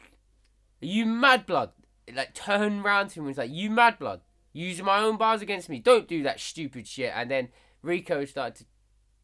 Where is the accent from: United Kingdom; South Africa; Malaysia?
United Kingdom; Essex, East of England; I'm from Essex